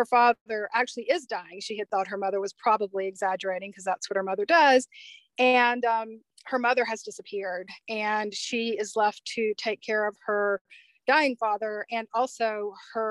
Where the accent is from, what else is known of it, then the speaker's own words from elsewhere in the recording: Mississippi, United States; moved away as an adult; now in Colorado, United States; I grew up in Mississippi